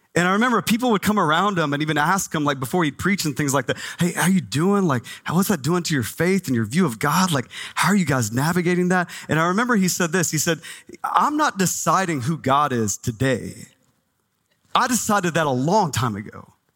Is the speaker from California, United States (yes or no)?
no; Texas, United States; now in Phoenix, United States; I grew up in Texas